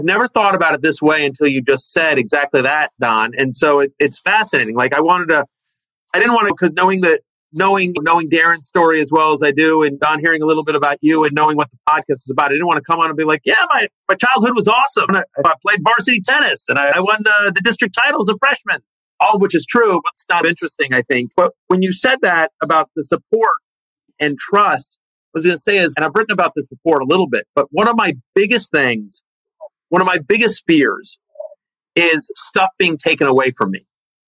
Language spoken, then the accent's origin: English; College Station, Texas, United States; also born or lived in Denver / Richmond / Atlanta / Charlottesville; I was born in Denver, and from Denver, I moved to Richmond, Virginia, to Atlanta, Georgia, to Charlottesville, Virginia, to College Station, Texas by the time I was 12.